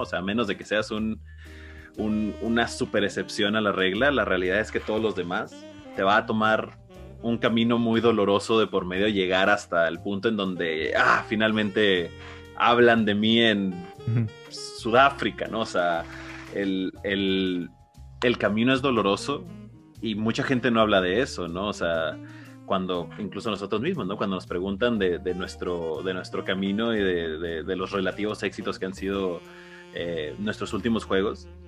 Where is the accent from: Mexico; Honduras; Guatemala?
Mexico; tenemos como mexicanos